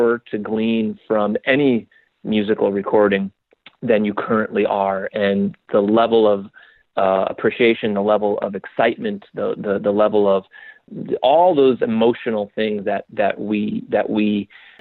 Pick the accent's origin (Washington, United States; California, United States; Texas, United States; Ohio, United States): Washington, United States; Spokane; now in New York, United States; Spokane, which is my hometown